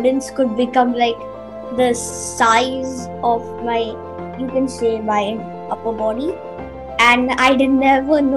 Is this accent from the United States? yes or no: no; Mumbai, Maharashtra, India; I am from Mumbai and I go to Bombay Scottish School. I am almost 11